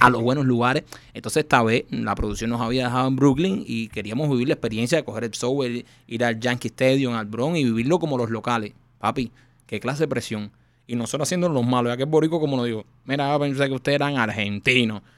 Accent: Cuba; moved away; nosotros somos cubanos

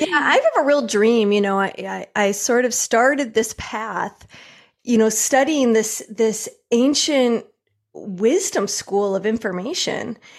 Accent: Michigan, United States; also born or lived in New York; now in California, United States; I grew up in Michigan

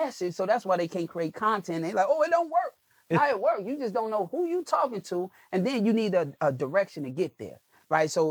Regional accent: Chicago, Illinois, United States; I'm a kid from Chicago.

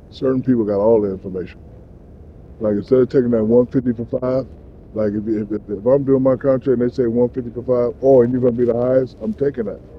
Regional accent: Newark, New Jersey, United States; You're from Newark, right? Yeah, I'm from

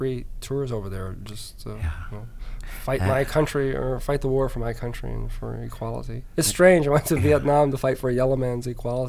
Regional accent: Alaska, United States; also born or lived in Georgia; So I tell people that I was born in Georgia, raised in Alaska, joined the Air Force in England. I'm a resident of Florida, live in Virginia, and visiting Chicago today.

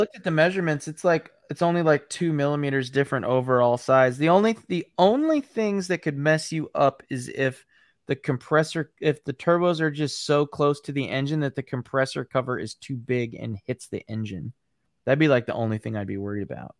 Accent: Ames, Iowa, United States; that's Iowa State Cyclone colors, my hometown.

